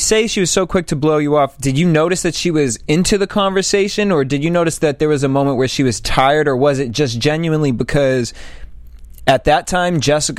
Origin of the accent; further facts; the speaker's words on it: East Coast, United States; now in Los Angeles, United States; I'm from the East Coast